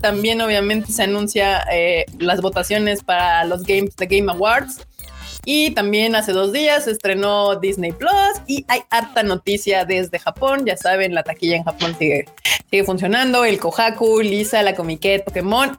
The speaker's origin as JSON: {"language": "Spanish", "region": "Mexico City", "country": "Mexico", "said": "los que somos del rancho de la CDMX"}